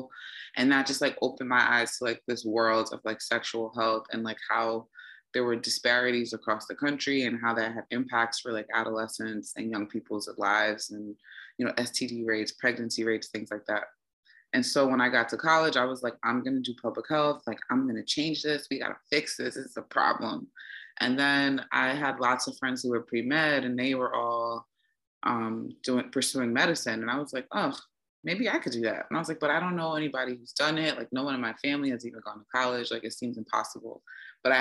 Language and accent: English; New Jersey, United States; moved away as an adult; also born or lived in Washington, D.C.; now in New York, United States; My family's from Jamaica, and I was born and raised in Jersey, so I'm a Jersey girl